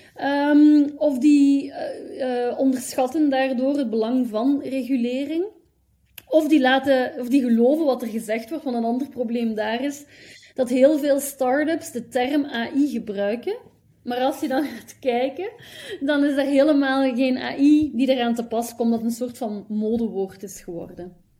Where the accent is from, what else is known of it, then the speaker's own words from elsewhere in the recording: Hasselt, Flanders, Belgium; moved away; also born or lived in Leuven / Ghent / Brussels / Eindhoven; ik ben geboren in Hasselt, in België